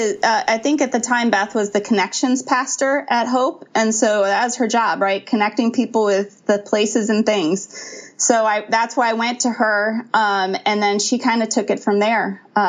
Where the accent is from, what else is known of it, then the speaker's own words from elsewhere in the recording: Ferguson, Missouri, United States; I grew up in Ferguson, Missouri.